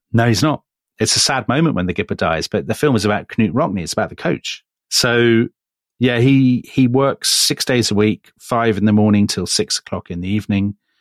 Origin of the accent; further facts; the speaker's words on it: United Kingdom; as a British observer